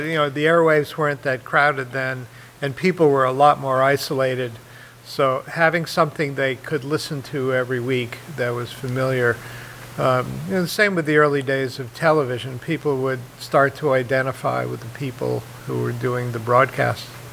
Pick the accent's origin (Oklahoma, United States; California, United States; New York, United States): New York, United States; New York City; moved away; I grew up in Manhattan in New York